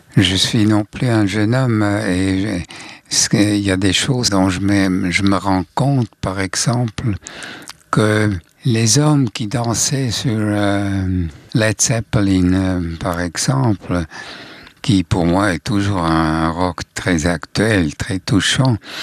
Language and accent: French; Switzerland; accent: Swiss German; first language Swiss German; French is a second language; j'écris les, euh, chansons en suisse alémanique. Ça, c'est ma langue maternelle